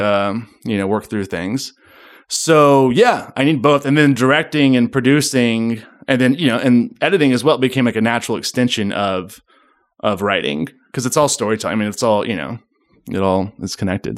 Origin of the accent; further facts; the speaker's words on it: Memphis, Tennessee, United States; also born or lived in Germantown, Tennessee; I was born in Memphis, Tennessee. Born and raised.